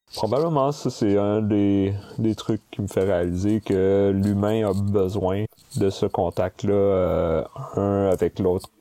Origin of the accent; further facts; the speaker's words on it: Sherbrooke, Quebec, Canada; moved away as an adult; also born or lived in Montreal; je suis né à Sherbrooke en 79. Et j'ai grandi à Sherbrooke jusqu'à mes 19 ans, où est-ce que je suis monté à Montréal ensuite pour faire mes études universitaires.